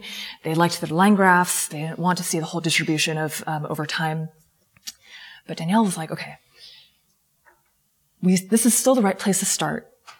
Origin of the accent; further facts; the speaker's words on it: California, United States; I'm from Silicon Valley.